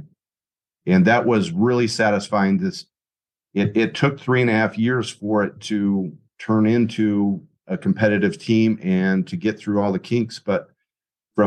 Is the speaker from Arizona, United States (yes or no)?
yes; Tucson, Arizona, United States; moved away as an adult; also born or lived in Bowling Green, Ohio / Fargo, North Dakota; now in Albuquerque, United States; I ended up leaving Arizona, a Power Five job in my hometown